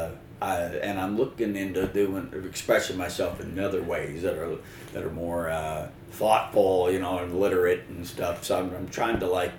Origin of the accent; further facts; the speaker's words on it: Paducah, Kentucky, United States; Paducah, Kentucky, actually, that's my hometown